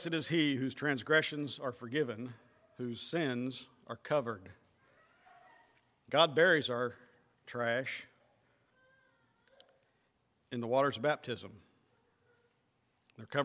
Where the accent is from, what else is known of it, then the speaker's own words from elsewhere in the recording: West Virginia, United States; now in Ohio, United States; I was born and I was raised in West Virginia